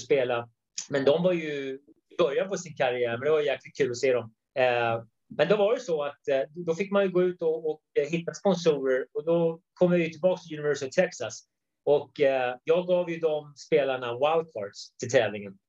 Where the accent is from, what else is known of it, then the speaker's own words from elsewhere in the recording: Sweden; moved away as an adult; now in United States; I grund och botten är jag svensk